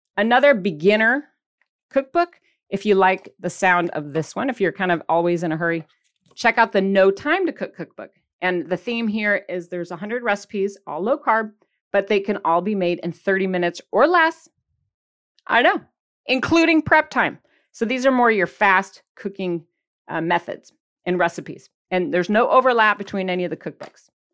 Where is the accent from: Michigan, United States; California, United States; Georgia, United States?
Michigan, United States; accent: Michigan; my Michigan accent